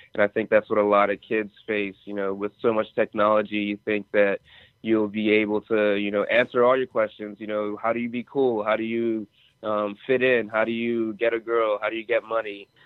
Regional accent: Atlanta, Georgia, United States; also born or lived in Nigeria; my childhood and growing up in Atlanta, but being born in Nigeria

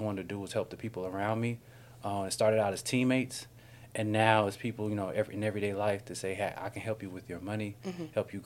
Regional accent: Durham, North Carolina, United States; now in Atlanta, United States; I'm from Durham, North Carolina

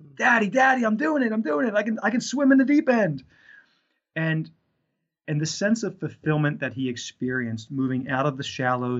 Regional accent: northeastern Pennsylvania, United States; I was pastoring in northeastern Pennsylvania

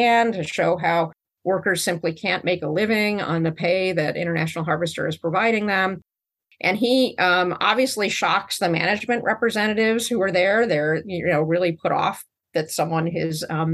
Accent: Chicago, Illinois, United States; the city of Chicago, where I grew up

